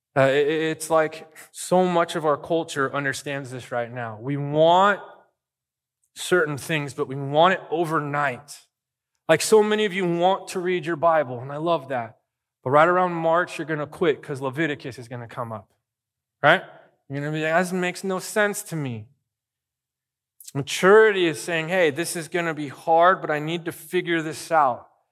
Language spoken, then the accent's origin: English; Arizona, United States; now in Bakersfield, United States; I lived in Arizona